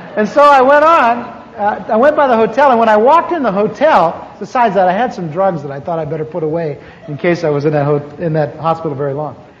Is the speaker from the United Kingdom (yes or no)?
no; Anaheim, California, United States; also born or lived in Midwest; I grew up here in Anaheim. I moved here from the mid, in the mid, from the Midwest in 1946